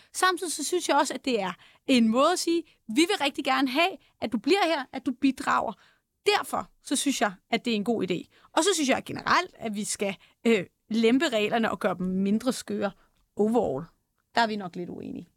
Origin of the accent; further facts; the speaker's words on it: Denmark; jeg er født i Danmark